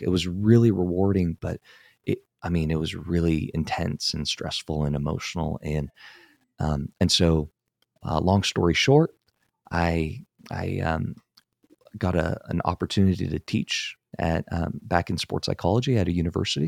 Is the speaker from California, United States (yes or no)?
yes; San Francisco Bay Area, California, United States; born or raised there